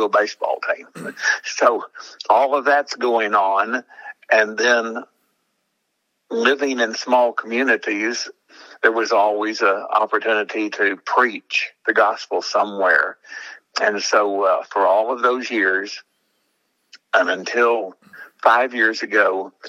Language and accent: English; Oklahoma City, Oklahoma, United States; I grew up in Oklahoma City